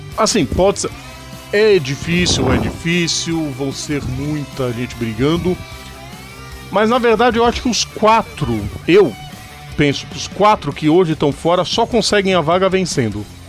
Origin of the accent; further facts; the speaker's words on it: Brazil; a gente é brasileiro